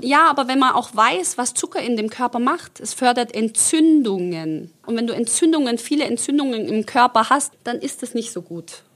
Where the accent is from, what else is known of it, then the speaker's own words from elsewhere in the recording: Stuttgart, Baden-Württemberg, Germany; accent: Swabian; also born or lived in Croatia; Ich rede ja total mit als Schwabe